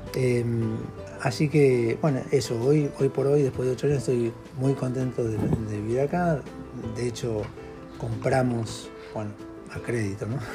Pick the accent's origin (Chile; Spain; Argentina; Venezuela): Argentina; moved away as an adult; now in Ecuador; soy argentino, eh, tengo bastantes años, ya tengo 56 años, eh, vivo acá en Ecuador hace 8 años